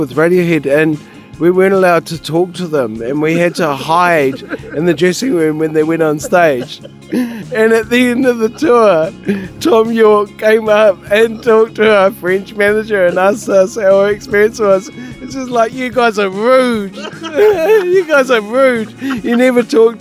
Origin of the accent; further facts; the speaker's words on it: England, United Kingdom; now in Wellington, New Zealand; my father, who's English, I was born in England